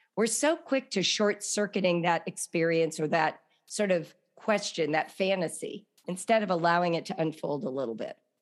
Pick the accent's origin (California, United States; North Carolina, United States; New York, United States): California, United States; Los Angeles; growing up in Los Angeles